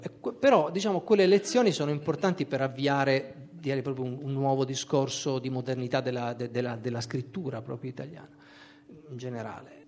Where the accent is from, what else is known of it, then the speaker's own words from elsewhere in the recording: Trieste, Friuli-Venezia Giulia, Italy; moved away; also born or lived in Pordenone; nonostante il mio congruo numero di anni trascorsi a Pordenone, non sono di Pordenone, ma sono di Trieste